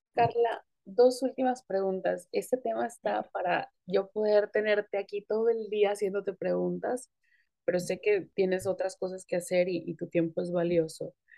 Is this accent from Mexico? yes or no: yes; Tijuana, Baja California, Mexico; also born or lived in Acapulco, Guerrero, Mexico; yo no nací en Tijuana, yo nací en Acapulco, pero me considero tijuanense